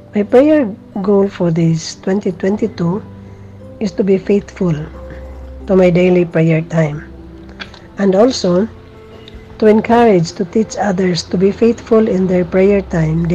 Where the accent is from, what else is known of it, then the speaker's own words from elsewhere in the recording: Philippines; from the Philippines